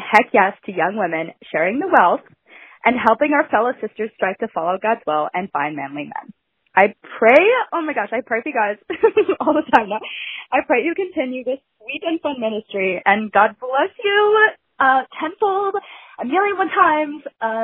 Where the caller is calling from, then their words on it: Southern California, United States; I'm calling from Southern California.